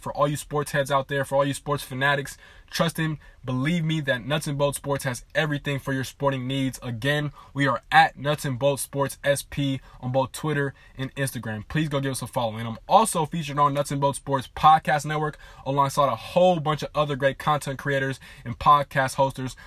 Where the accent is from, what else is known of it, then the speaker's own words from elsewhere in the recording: Southern California, United States; I am from Southern California